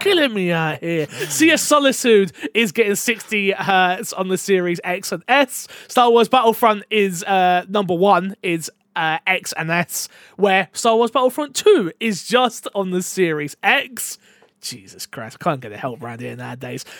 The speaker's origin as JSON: {"language": "English", "region": "England", "country": "United Kingdom", "said": "as a, a British man, as an English man"}